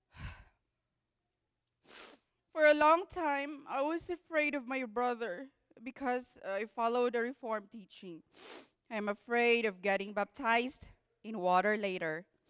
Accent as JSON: {"language": "English", "country": "Philippines", "second_language": "English", "moved": "yes", "said": "I'm a Filipino, so please be patient with my English"}